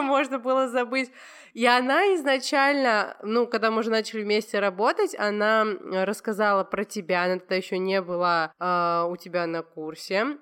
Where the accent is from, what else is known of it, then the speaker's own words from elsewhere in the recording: Georgia; так как я из Грузии